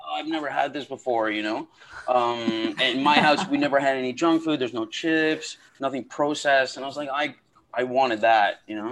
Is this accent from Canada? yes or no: yes; outside of Toronto, Ontario, Canada; I grew up in outside of Toronto